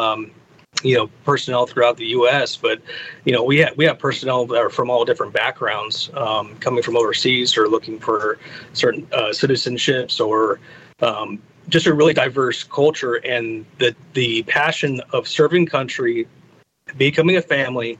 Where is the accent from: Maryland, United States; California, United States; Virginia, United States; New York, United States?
California, United States; Huntington Beach; moved away as an adult; now in Gulfport, United States; I grew up in Huntington Beach, California, and that's where I finished up high school